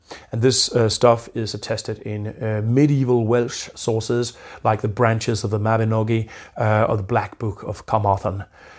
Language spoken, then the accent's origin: English; Jutland, Denmark; accent: eastern Danish; So even though I'm from Jutland, I have come to speak an eastern Danish dominated dialect.